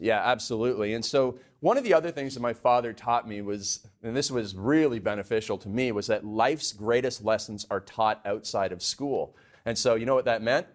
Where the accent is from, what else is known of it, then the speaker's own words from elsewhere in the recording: Canada; I grew up in Canada. We had a beef cattle ranch.